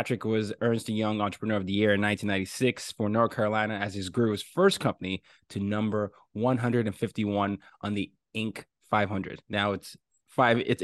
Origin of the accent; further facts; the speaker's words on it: Nigeria; I'm from Nigeria. We were colonized by England